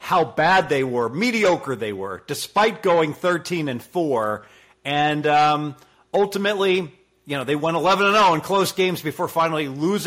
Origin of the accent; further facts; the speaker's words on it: Cincinnati, Ohio, United States; I'm from Southern Ohio. Cincinnati, you know what our custom food is? Skyline chili